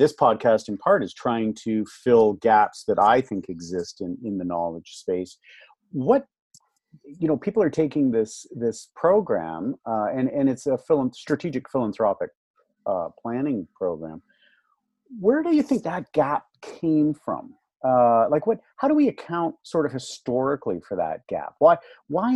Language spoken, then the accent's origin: English; Canada